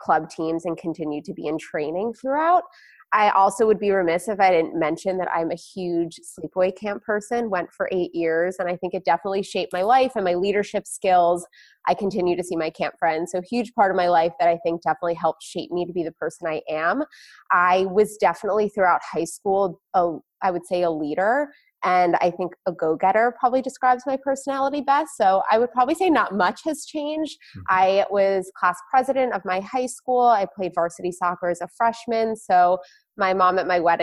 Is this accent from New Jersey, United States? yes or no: yes; New Jersey, United States; I grew up in a suburb of New Jersey, so not too far from New York